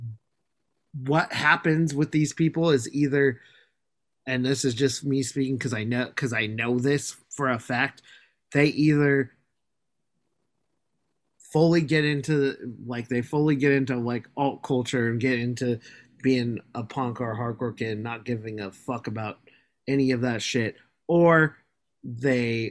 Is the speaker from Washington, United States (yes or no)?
yes; Seattle, Washington, United States; I've lived in Seattle my whole life.